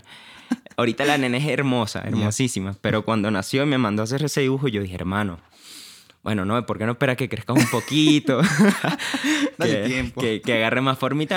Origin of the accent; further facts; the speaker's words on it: Valencia, Carabobo, Venezuela; moved away as an adult; Yo nací en Valencia, nací y criado allá